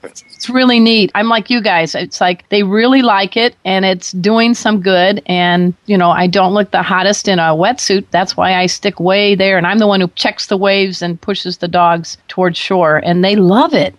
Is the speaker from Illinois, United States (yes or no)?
yes; Chicago, Illinois, United States; now in San Diego County, United States; I'm from the Midwest, Chicago